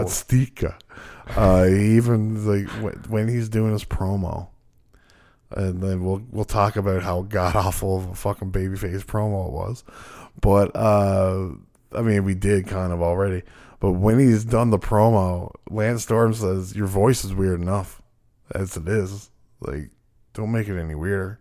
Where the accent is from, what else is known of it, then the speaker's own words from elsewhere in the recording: Newfoundland and Labrador, Canada; we're from Newfoundland.